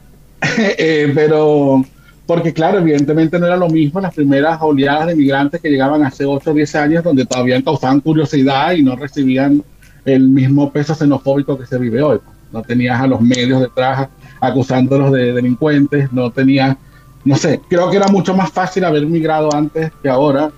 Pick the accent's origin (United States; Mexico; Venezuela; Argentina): Venezuela; moved away as an adult; now in Chile; soy venezolano, eh, llevo más de 12 años de migrante acá en Chile